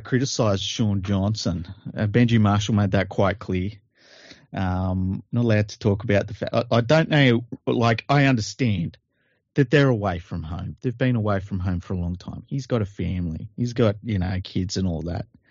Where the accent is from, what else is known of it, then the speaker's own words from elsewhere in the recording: Australia; I'm from Australia